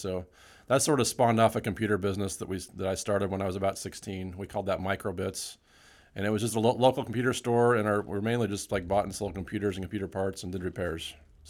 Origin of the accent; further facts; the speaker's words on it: Utah, United States; I grew up in Utah, and so I was a computer store there I worked for.